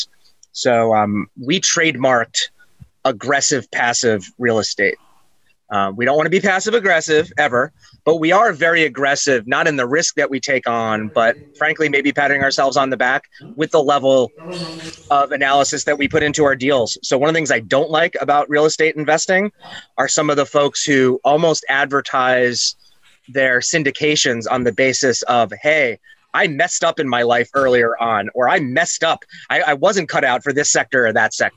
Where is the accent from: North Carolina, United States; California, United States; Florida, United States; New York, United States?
New York, United States; New York City; also born or lived in Hanover, New Hampshire; now in New Hampshire, United States; I was born in New York City, thus the talking loud and fast. That hasn't worn off.